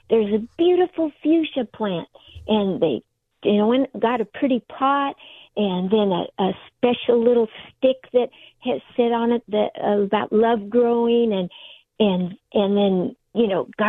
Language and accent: English; Allied Gardens, California, United States; i grew up in in Allied Gardens